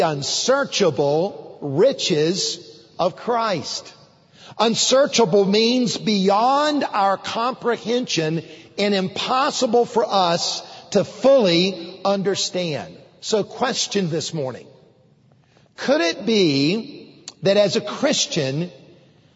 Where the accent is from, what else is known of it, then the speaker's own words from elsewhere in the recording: United States; as an American citizen